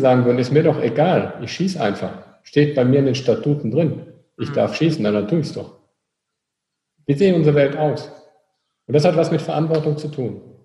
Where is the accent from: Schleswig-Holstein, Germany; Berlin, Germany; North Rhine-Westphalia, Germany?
North Rhine-Westphalia, Germany; Wir kommen aus Nordrhein-Westfalen